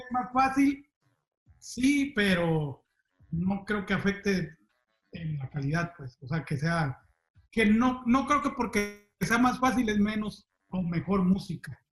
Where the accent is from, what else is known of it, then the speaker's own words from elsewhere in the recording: Zapopan, Jalisco, Mexico; a los 12 años, creo más o menos, eh, allí en Zapopan, en mi rancho